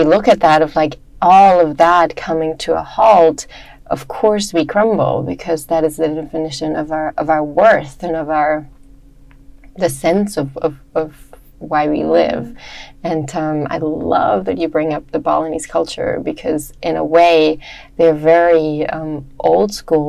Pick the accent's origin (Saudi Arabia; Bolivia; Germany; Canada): Germany; moved away as an adult; also born or lived in Hawaii / United States; I grew up in Germany